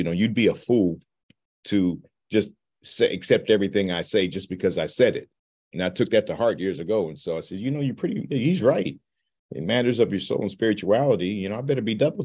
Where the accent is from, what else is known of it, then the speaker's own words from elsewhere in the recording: Leavenworth, Kansas, United States; moved away as an adult; also born or lived in St. Joseph, Missouri; I'm born and raised in Kansas, Leavenworth, Kansas